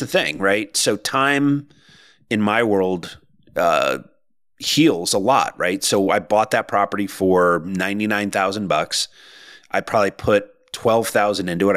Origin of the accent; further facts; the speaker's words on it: Connecticut, United States; moved away as an adult; also born or lived in Boston area; we moved from the Boston area to the Connecticut, back to Connecticut. My wife and I are both from here.